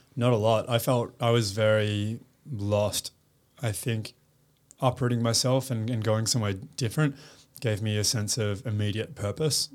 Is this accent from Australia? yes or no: yes; Perth, Western Australia, Australia; moved away as an adult; also born or lived in United States; now in Sydney, Australia; growing up in Perth was amazing